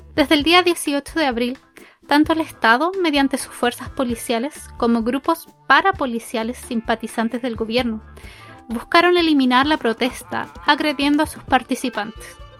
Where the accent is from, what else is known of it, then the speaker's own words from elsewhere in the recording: Chile; situadas en Chile el país de donde vengo